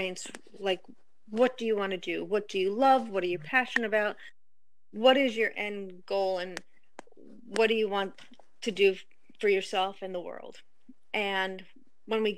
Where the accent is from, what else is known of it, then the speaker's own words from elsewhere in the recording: outside of New York City, United States; I grew up outside of New York City